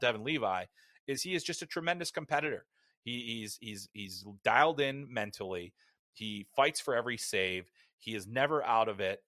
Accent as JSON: {"language": "English", "country": "United States", "said": "as an American"}